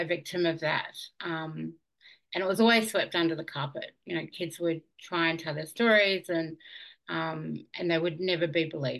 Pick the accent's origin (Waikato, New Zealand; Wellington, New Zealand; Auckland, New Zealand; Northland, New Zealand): Auckland, New Zealand; now in Warwick, Australia; I grew up in Auckland in New Zealand. That was where I was born.